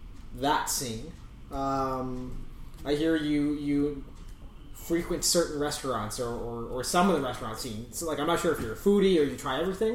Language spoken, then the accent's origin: English; Elliot Lake, Ontario, Canada; now in Ottawa, Canada; I mean, I came from a really whitewashed town, like a sort of small town, Northern Ontario. You guys know I'm from Elliott Lake.